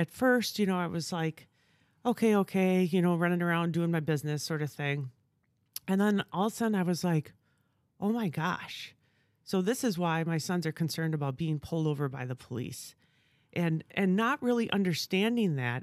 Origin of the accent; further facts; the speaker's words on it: Stevens Point, Wisconsin, United States; also born or lived in Southern California; now in Appleton, United States; I'm originally from Stevens Point, so grew up in Wisconsin my whole life